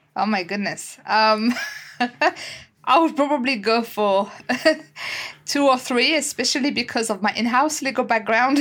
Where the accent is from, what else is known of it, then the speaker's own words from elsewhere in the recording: France; English is a second language; moved away as an adult; now in United Kingdom; I, I, was born and raised in France, and I guess you can tell you can tell with my accent as well